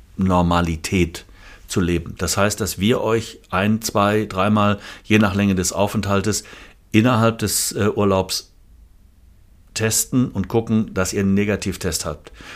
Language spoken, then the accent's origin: German; Germany; bei uns in Deutschland